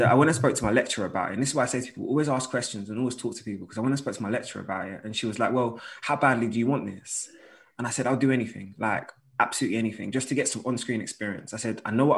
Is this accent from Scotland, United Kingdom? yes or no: no; London, United Kingdom; I'm from North London